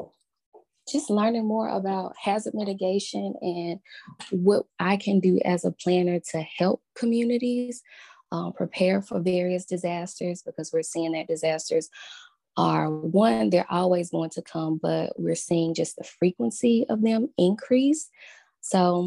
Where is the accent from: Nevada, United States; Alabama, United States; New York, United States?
Alabama, United States; Birmingham; my hometown of Birmingham